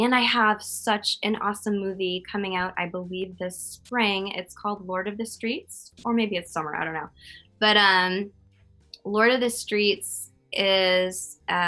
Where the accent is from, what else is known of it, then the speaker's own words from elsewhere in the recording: Connecticut, United States; I'm from Connecticut